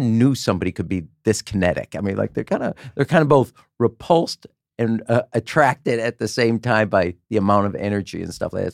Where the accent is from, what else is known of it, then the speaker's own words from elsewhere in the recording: Chicago, Illinois, United States; I'm from Chicago